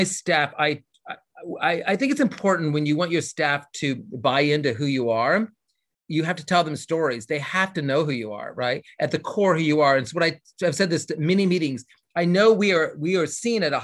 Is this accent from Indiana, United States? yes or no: yes; Indiana, United States; also born or lived in Los Angeles, California; now in Louisville, United States; I'm from Indiana, so it's right next door